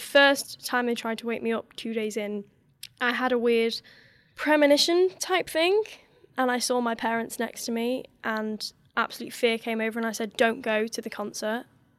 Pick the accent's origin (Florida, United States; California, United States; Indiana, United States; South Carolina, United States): Florida, United States; that is going to Disney when I was growing up in Florida with my family.